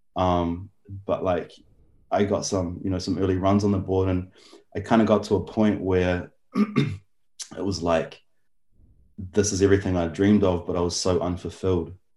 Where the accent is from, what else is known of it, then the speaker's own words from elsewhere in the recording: Auckland, New Zealand; I grew up in Auckland, New Zealand.